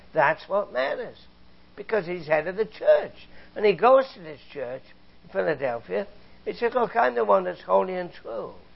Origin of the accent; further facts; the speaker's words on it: England, United Kingdom; moved away; I grew up in England, you know, I was a boy in the Second World War